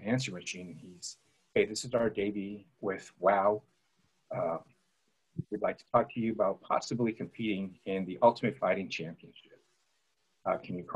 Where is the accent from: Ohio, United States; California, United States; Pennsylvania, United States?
California, United States; Santa Ana; That's where I grew up. I grew up in Santa Ana